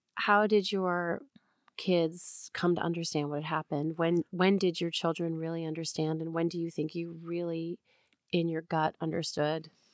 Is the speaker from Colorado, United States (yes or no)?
no; New York, United States; moved away; also born or lived in Los Angeles; I'm from New York and I lived in L A when nine eleven happened